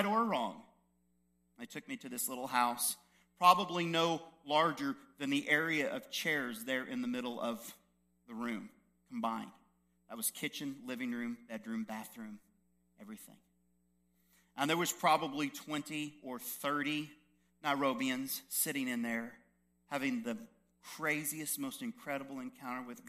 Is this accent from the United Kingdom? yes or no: no; United States; I'm just a white American.